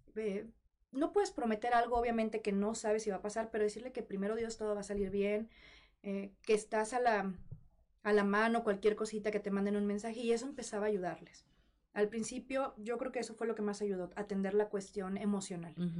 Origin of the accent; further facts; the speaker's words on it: Monterrey, Nuevo León, Mexico; moved away; al ser soltera, foránea, yo soy de Monterrey y vivía sola